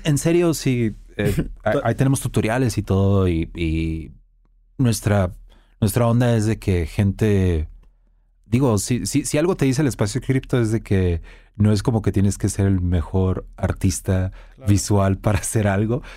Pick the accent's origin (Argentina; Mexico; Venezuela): Mexico; soy mexicano